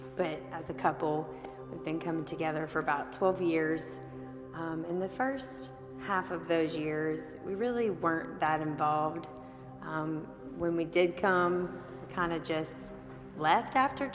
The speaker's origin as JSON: {"language": "English", "region": "western Kentucky", "country": "United States", "moved": "as an adult", "lives_now": "Northern Kentucky, United States", "said": "we're not from Northern Kentucky originally. We're from the western part of the state"}